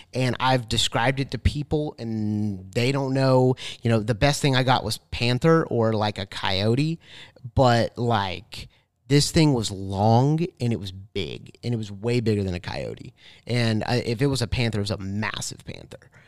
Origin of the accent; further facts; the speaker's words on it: Tallahassee, Florida, United States; I was born in Tallahassee